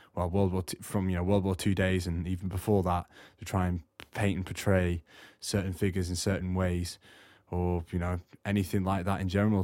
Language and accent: English; Morecambe, North West England, United Kingdom; moved away as an adult; also born or lived in Australia; now in South Wales, United Kingdom; I'm originally from Australia, but uh, I lived in the northwest in a seaside, ta- seaside town called Morecambe, for um, the last sort of eight years of my life growing up before I came down to South Wales.